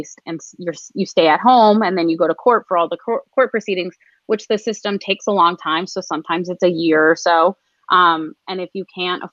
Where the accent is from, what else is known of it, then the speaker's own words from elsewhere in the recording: Michigan, United States; moved away; I grew up in Michigan